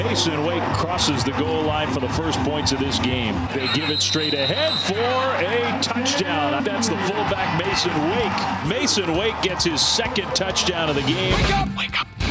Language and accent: English; Alpine, Utah, United States; I grew up in Alpine